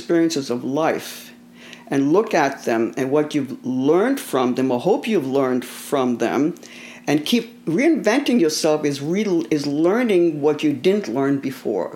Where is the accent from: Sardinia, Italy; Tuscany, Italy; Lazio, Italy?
Tuscany, Italy; Florence; also born or lived in New York; now in United States; I was born in Italy